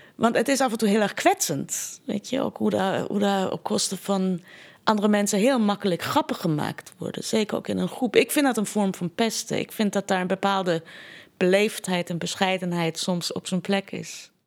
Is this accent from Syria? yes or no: no; Iran; Dutch is a second language; now in Netherlands; De hele Iraanse cultuur is indirect. Wij zijn nooit zo direct als Nederlanders dat zijn.